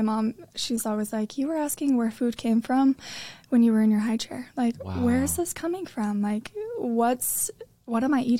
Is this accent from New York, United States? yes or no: no; Riverton, Utah, United States; So I am from Utah, just born in Riverton. And I grew up dancing.